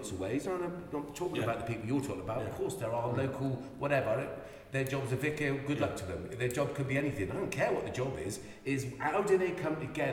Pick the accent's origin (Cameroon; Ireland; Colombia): Ireland; I'm Irish